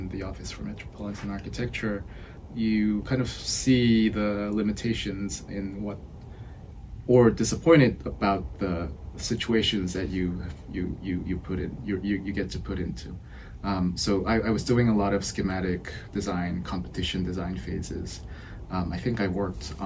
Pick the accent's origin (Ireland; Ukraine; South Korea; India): South Korea; Seoul; moved away; I'm originally from Seoul, South Korea.